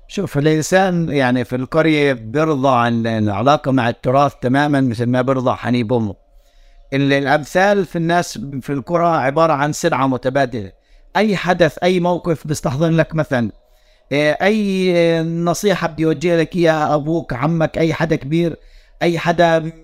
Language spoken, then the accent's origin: Arabic; West Bank, Palestine; accent: Palestinian fellahi; احنا يعني كفلسطينيين